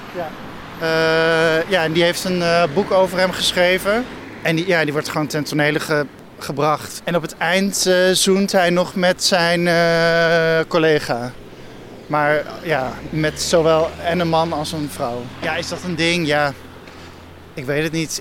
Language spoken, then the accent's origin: Dutch; Ede, Gelderland, Netherlands; moved away as an adult; also born or lived in Arnhem / Amsterdam; now in Nigtevecht, Netherlands; ik kwam uit Ede. Eh, ik zat op een christelijke middelbare school en Ede is sowieso heel christelijk